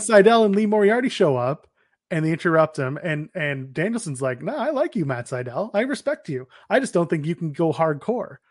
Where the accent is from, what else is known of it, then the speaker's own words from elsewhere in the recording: Canada; We're Canadian